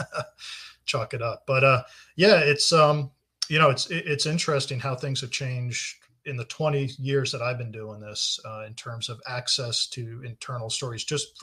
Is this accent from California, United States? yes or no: no; New Jersey, United States; I grew up in New Jersey